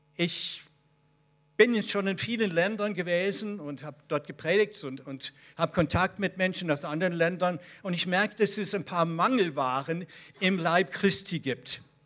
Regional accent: Israel; Bei uns in Israel

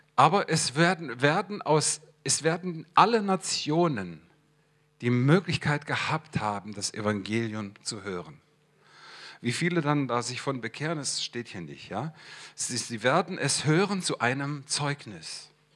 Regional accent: Hesse, Germany; moved away as an adult; also born or lived in Swabia; ich komme aus dem Stamm der Hessen

